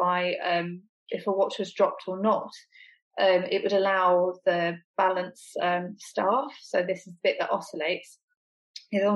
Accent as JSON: {"language": "English", "region": "England", "country": "United Kingdom"}